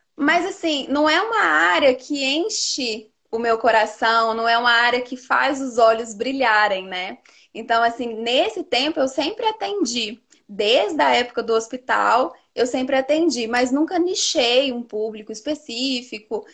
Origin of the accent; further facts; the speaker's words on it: Teófilo Otoni, Minas Gerais, Brazil; now in São João del-Rei, Brazil; eu sou de Teófilo Otoni, nordeste de Minas, mas eu moro em São João Del Rei, que é aqui no sul de Minas